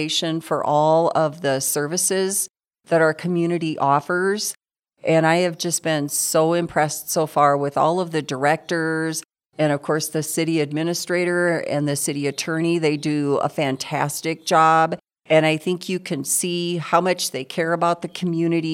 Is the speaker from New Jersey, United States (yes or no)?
no; Aberdeen, South Dakota, United States; moved away as an adult; also born or lived in Sioux Falls, South Dakota; now in Gillette, United States; I'm originally from Aberdeen, South Dakota